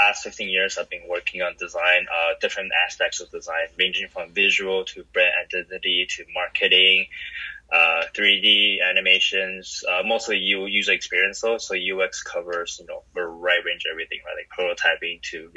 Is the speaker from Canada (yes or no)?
yes; Vancouver, British Columbia, Canada; moved away as an adult; also born or lived in Taiwan; I grew up in Vancouver, Canada, which is great